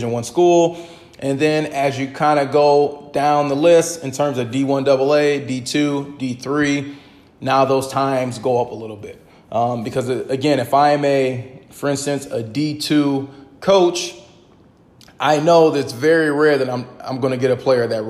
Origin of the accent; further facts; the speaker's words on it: Midwest, United States; now in East Coast, United States; I'm originally from the Midwest